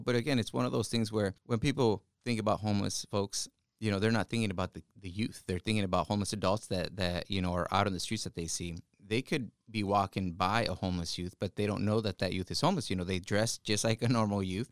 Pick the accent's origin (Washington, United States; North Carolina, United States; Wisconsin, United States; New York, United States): Washington, United States; Wapato; English is a second language; also born or lived in Ecatepec, Mexico; I grew up in Wapato, Washington, which is in the Yakima Valley.